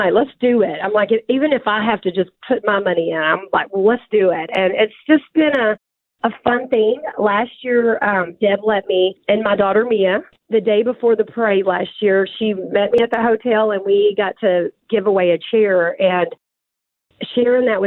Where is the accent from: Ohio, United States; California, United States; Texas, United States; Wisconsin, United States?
Texas, United States; accent: country; also born or lived in Tyler, Texas; I'm a Texas girl